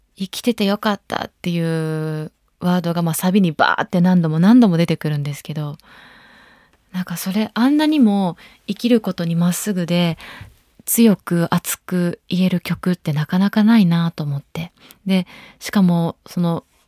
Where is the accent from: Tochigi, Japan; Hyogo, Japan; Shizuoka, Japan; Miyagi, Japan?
Shizuoka, Japan; now in Tokyo, Japan; 地元が静岡なので、静岡帰りました。